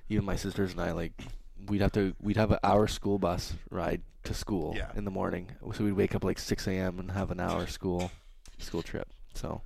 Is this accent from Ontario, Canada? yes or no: yes; Ottawa, Ontario, Canada; I'm from Ottawa